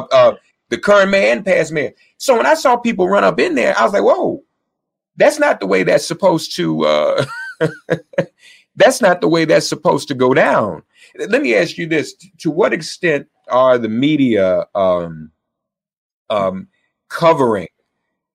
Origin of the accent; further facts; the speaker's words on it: Nashville, Tennessee, United States; my hometown of Nashville